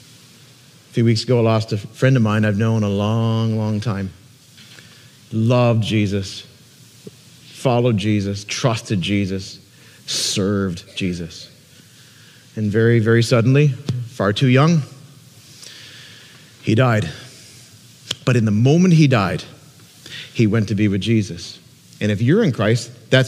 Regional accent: Peterborough, Ontario, Canada; moved away as an adult; now in Niagara, Canada; Peterborough, Ontario, my hometown

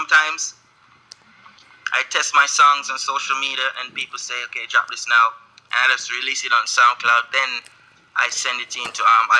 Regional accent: Jamaica; born or raised there

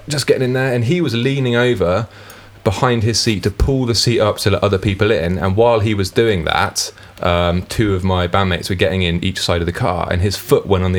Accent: United Kingdom; we're British

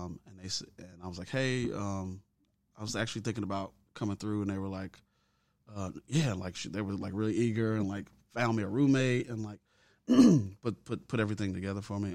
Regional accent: Chicago, Illinois, United States; now in Memphis, United States; I'm originally from Southside Chicago. Uh, I was born on eighty-first and Emerald. Um, yeah, born and raised there

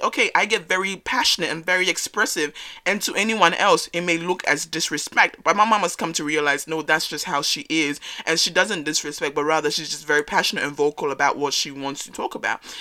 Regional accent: Australia; first generation African growing up in Australia

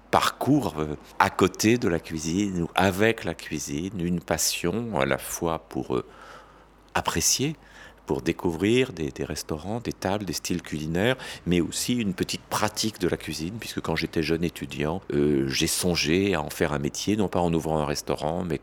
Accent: France; also born or lived in Belgium; On peut dire que je suis français, né en 1956, mais que j'ai passé une grande partie de ma vie en Belgique

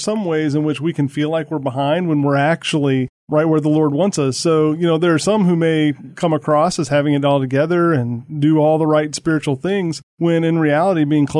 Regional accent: St. Louis, Missouri, United States; I'm not originally from the South. I'm from St. Louis, but I've lived a little bit everywhere.

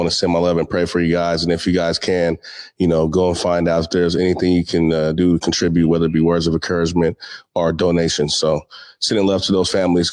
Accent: Seattle, Washington, United States; I'm from Seattle

